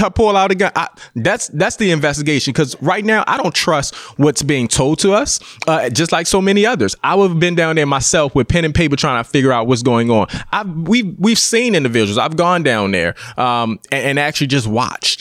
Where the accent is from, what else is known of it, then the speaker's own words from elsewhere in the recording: Baltimore, Maryland, United States; I'm a East Baltimore kid